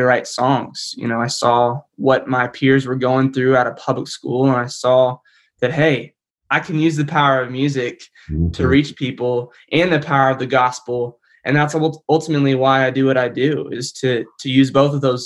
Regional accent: Sioux Falls, South Dakota, United States; moved away as an adult; also born or lived in Joplin, Missouri; now in Franklin, United States; I was born in Joplin, Missouri. Then I moved up to Sioux Falls, South Dakota when I was 9 years old. And I'm a South Dakota kid at heart.

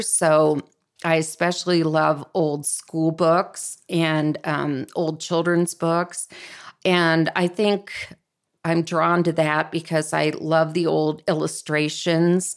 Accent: Columbus, Ohio, United States; where I grew up in Columbus, Ohio

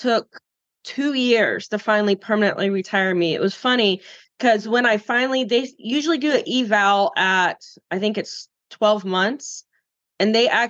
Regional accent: Florida, United States; growing up in Florida, surfing

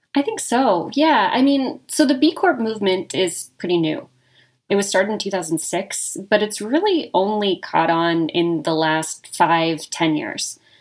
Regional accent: Reno, Nevada, United States; moved away as an adult; also born or lived in Bay Area; now in Las Vegas, United States; I am born and raised in Reno. I am a Nevada person, born and bred.

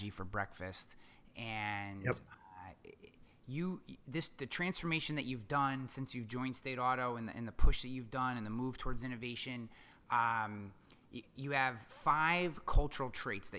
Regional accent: New York, United States; as a New Yorker

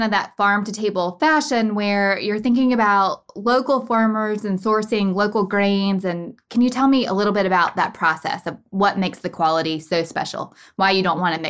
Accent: North Carolina, United States; now in Kentucky, United States; So I grew up in North Carolina and like Kentucky bourbon was a relatively new thing for me when I moved here.

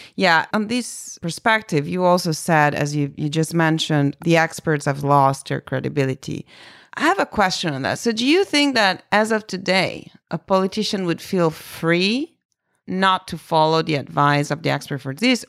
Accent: Italy; English is a second language; moved away; I'm from Italy, meaning I was really born there

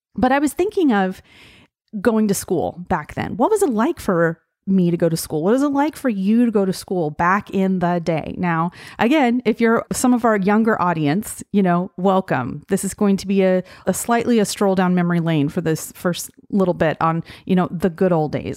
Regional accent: Gillette, Wyoming, United States; I grew up in Gillette, Wyoming

